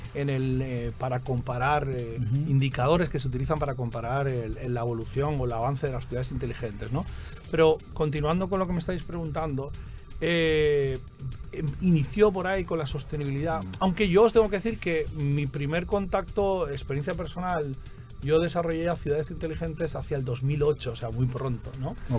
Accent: Spain; moved away as an adult; now in Santo Domingo Este, Dominican Republic; yo soy de España, pero llevo aquí ya 10 años.

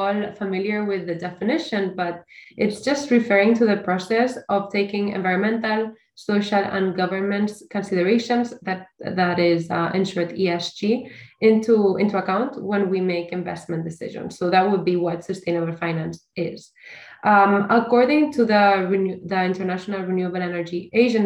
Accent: Barcelona, Catalonia, Spain; I am from Barcelona

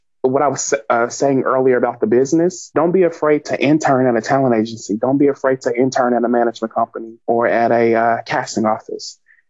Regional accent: Little Rock, Arkansas, United States; I mean, I come from Little Rock, Arkansas. This isn't there.

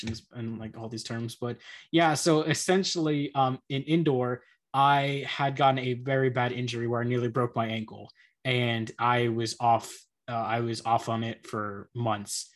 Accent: Texas, United States; accent: American; I'm an American, obviously, if you can tell by the accent

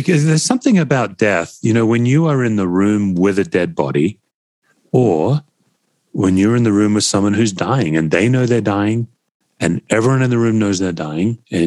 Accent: Australia; being an Aussie. You know, Aussies, we come from English stock.

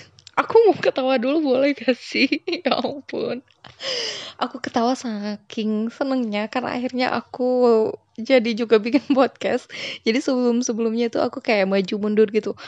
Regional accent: Sunda, West Java, Indonesia; aku dari Sunda

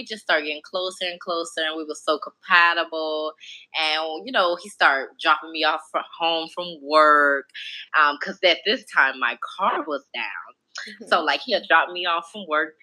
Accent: Chicago, Illinois, United States; moved away as an adult; now in Atlanta, United States; I'm originally from Chicago, and I moved to Atlanta in 2014

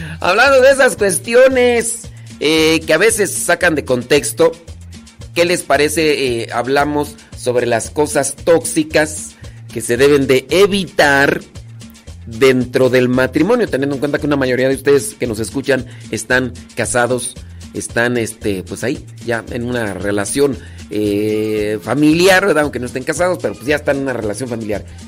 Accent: Acámbaro, Guanajuato, Mexico; yo soy de Acámbaro, Guanajuato.

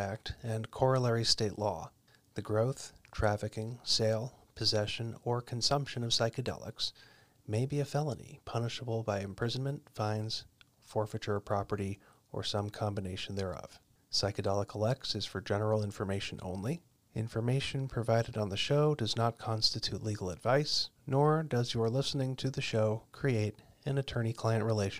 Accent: Arizona, United States; you'll know here in my home state of Arizona

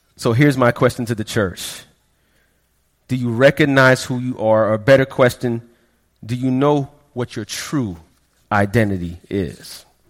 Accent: Florida, United States; also born or lived in Queens, New York / Brooklyn, New York; I am a Floridian because we moved down here in the late 80s

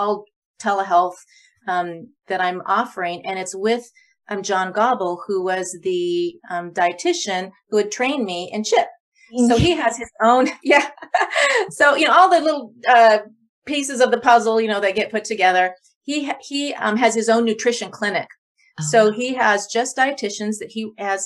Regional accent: Eugene, Oregon, United States; moved away as an adult; also born or lived in Loma Linda / Portland; I got a job in Eugene, in my hometown area

